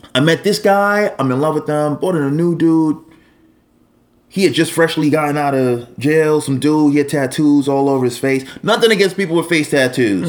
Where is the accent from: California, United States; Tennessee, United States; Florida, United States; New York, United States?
New York, United States; New York City; born or raised there